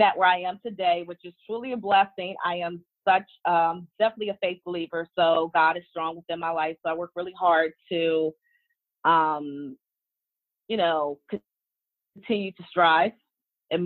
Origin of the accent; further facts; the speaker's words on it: Washington, District of Columbia, United States; also born or lived in Maryland; I am from the Washington, D.C. metropolitan area. I actually reside in Maryland